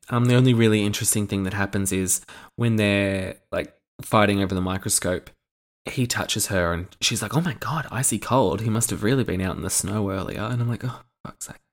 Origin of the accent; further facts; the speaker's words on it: Australia; Being an Australian